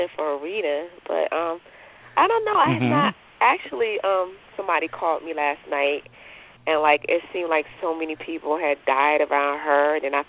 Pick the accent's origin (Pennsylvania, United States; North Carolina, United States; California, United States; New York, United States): North Carolina, United States; North Carolina.